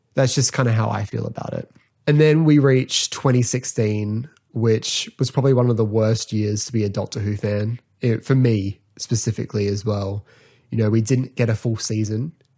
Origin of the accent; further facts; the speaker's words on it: Australia; I'm from Australia